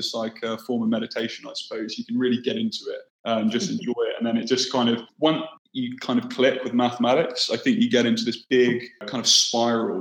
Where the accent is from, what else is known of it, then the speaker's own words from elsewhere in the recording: Bournemouth, South West England, United Kingdom; moved away as an adult; I grew up on the south coast in the UK, in a town called Bournemouth.